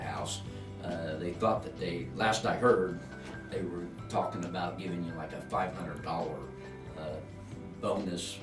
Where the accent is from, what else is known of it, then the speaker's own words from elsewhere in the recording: La Harpe, Illinois, United States; born and raised here, born at the old Iowa Hospital